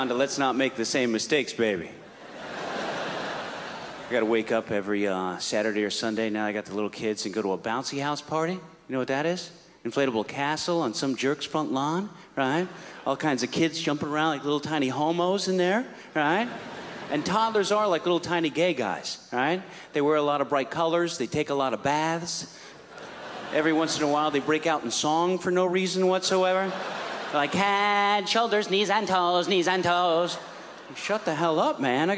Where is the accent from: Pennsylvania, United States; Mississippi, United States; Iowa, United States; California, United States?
California, United States; San Francisco; I'm from San Francisco